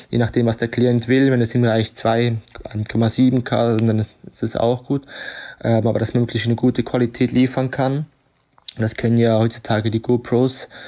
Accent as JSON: {"language": "German", "country": "Switzerland", "moved": "yes", "lives_now": "Ibiza, Spain", "said": "bin Schweizer und lebe schon seit einigen Jahren auf Ibiza, also in Spanien"}